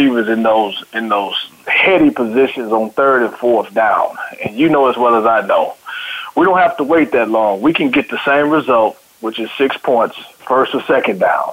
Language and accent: English; Tyler, Texas, United States; I'm from Tyler, Texas. My hometown is Tyler, Texas. High school is John Tyler High School